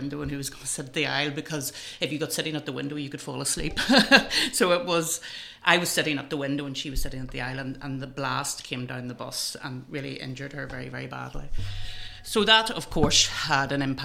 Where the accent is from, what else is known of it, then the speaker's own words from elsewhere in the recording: Enniskillen, Northern Ireland, United Kingdom; I was born in Enniskillen and I lived in a very rural part of County Fermanagh.